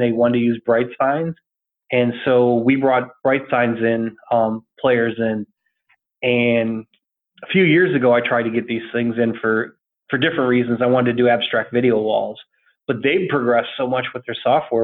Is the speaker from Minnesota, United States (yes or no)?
no; Iowa, United States; moved away as an adult; now in Orlando, United States; I'm originally from Iowa. I live in Orlando. I lived here like 20 years now.